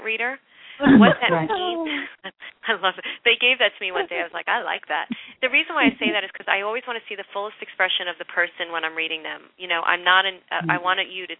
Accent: New York City, New York, United States; I'm from Brooklyn.

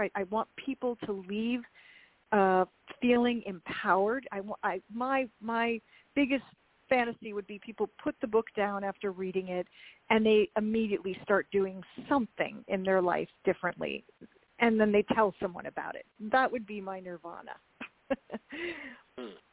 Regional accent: Minnesota, United States; I'm also from the Midwest, Minnesota, and I, as I said, I was raised that it's it's a meal if there's if there's some meat

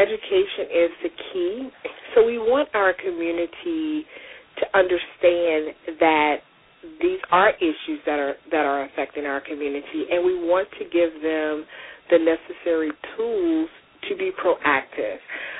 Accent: Spartanburg, South Carolina, United States; there was a young lady that went missing from my hometown of Spartanburg, South Carolina

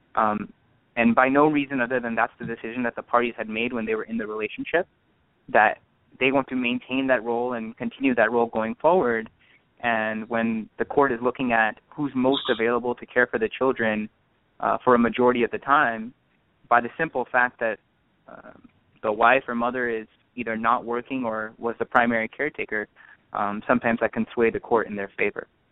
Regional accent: Orange County, California, United States; I'm born and raised in Orange County uh, from parents of Indian heritage

